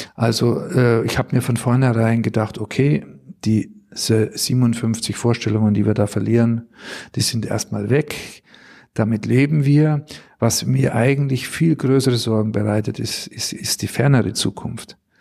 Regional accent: Bad Tölz, Bavaria, Germany; moved away as an adult; also born or lived in St. Blasien, Black Forest; now in Düsseldorf, Germany; Ich bin ursprünglich aus Bayern. Meine Heimat ist der Isarwinkel, Bad Tölz

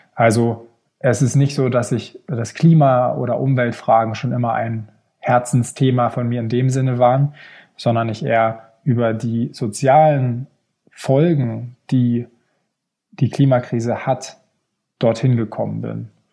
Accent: Hamburg, Germany; moved away as an adult; also born or lived in Stockholm, Sweden; now in Geneva, Switzerland; ich bin am Wasser aufgewachsen in Hamburg

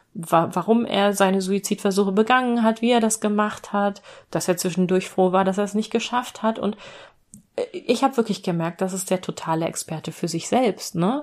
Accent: Hanover, Lower Saxony, Germany; meine Heimatstadt Hannover

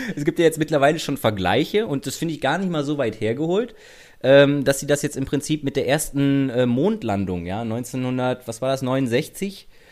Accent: Rhineland, Germany; now in Berlin, Germany; ich komme aus dem Rheinland

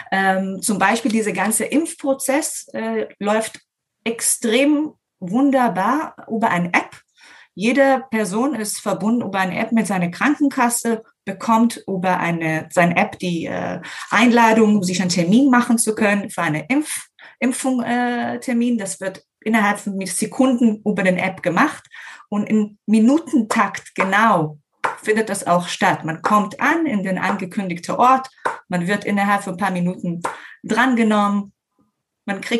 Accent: Herzliya, Tel Aviv District, Israel; now in Germany; Äh, in Herzliya, das ist in der Nähe von Tel Aviv.

